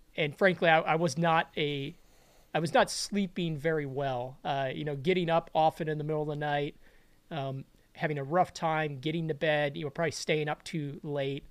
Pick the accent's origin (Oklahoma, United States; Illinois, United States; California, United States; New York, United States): Illinois, United States; Chicago; I grew up in Chicago